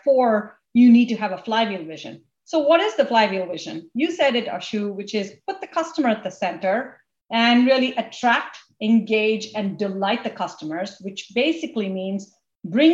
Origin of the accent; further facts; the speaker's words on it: India; now in United States; where I grew up in India and my whole story of coming to this country